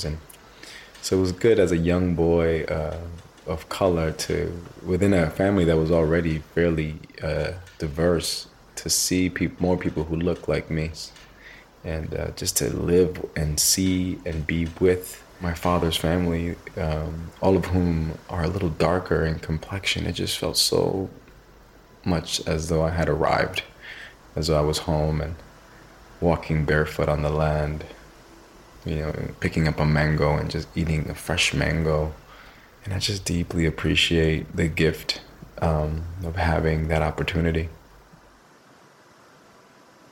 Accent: New York City, New York, United States; We were raised in New York City

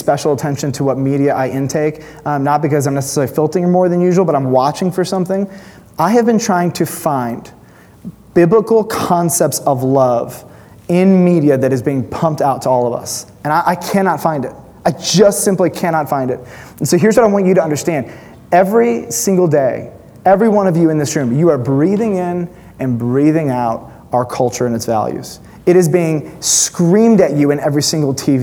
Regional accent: United States; as an American Western Christian

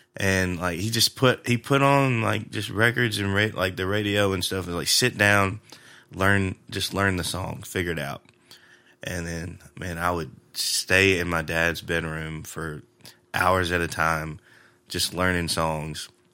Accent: Jackson, Tennessee, United States; moved away as an adult; also born or lived in Lexington, Tennessee; now in Nashville, United States; I grew up in Jackson, spent most of my life there

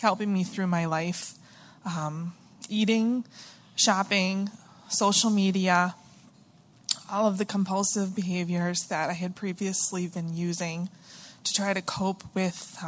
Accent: Stoneham, Massachusetts, United States; I'm from Stoneham, Massachusetts, which is just north of Boston

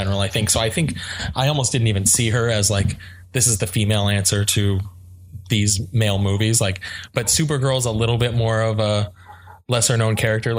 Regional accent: the Bay Area, California, United States; now in Scottsdale, United States; I'm from the Bay.

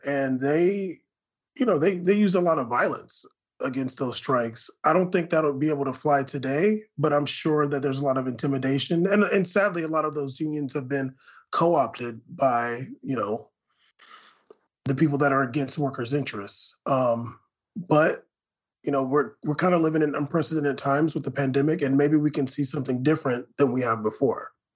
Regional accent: San Diego, California, United States; I grew up in San Diego

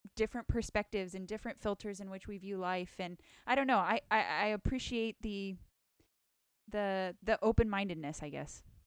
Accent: rural Northern California, United States; moved away as an adult; I grew up in rural Northern California where it was very monocultural

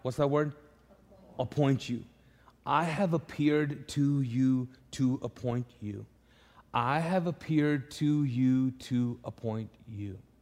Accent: Pakistan; moved away; I'm Pakistani

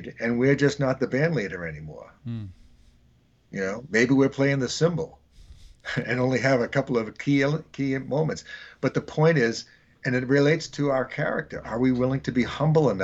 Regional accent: Boston, Massachusetts, United States; indigenous Bostonian

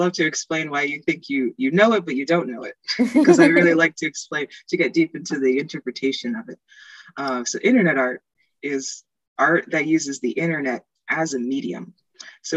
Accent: Easton, Pennsylvania, United States; now in Philadelphia, United States; I'm from Easton, Pennsylvania, and I live in Philadelphia right now

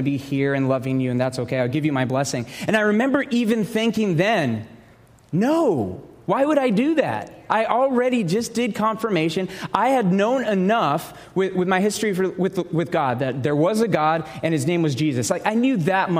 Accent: Dallas, Texas, United States; moved away as an adult; now in Arizona, United States; I grew up in Texas, okay? I grew up in the Dallas area.

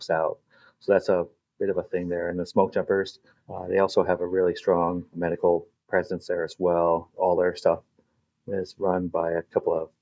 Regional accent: Alaska, United States; I grew up in Alaska, so this is home.

